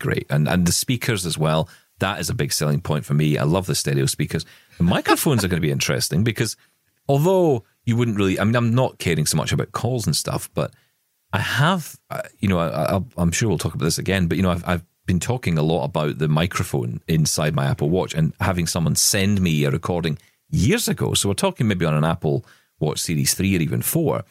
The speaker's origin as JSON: {"language": "English", "region": "Scotland", "country": "United Kingdom", "said": "I'm Scottish"}